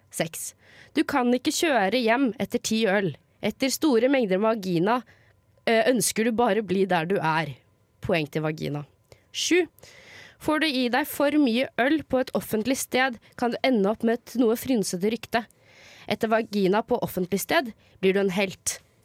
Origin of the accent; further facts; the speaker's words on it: Lørenskog, Akershus, Norway; jeg kommer fra Lørenskog, som er rett utenfor eh, Oslo